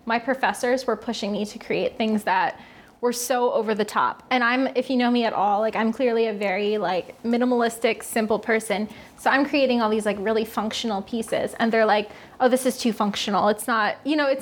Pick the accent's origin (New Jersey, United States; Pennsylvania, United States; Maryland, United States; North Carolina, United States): Pennsylvania, United States; Lancaster; also born or lived in Savannah, Georgia; I'm from Lancaster, born and raised